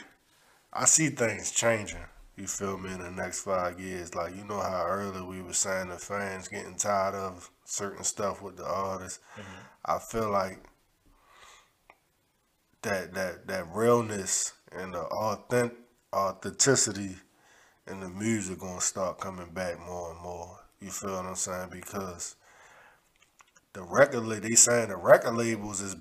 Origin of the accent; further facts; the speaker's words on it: Baltimore, Maryland, United States; Baltimore, we some slick motherfuckers